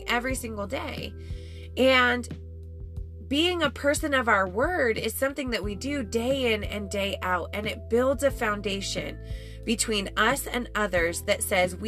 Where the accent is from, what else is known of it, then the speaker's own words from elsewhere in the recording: Colorado, United States; growing up in Colorado in the summer